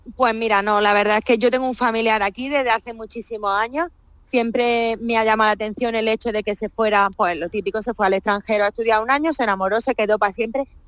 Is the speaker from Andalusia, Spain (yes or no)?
yes; Linares, Andalusia, Spain; moved away as an adult; Yo soy muy, muy andaluza y lo llevo por bandera. Lógicamente, echo mucho de menos mi tierra.